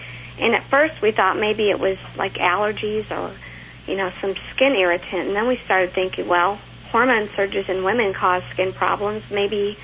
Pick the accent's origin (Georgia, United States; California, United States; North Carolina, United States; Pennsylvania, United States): Georgia, United States; now in Louisville, United States; I'm from Georgia.